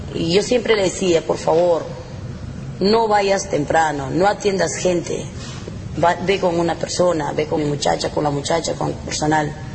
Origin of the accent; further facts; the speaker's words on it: Peru; moved away; Cuyuchaca, que es la tierra mía